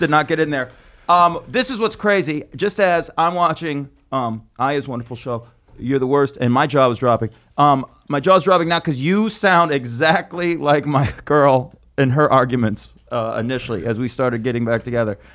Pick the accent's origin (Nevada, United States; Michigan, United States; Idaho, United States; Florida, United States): Nevada, United States; Las Vegas; now in New York, United States; I'm from Vegas, and I grew up hating it.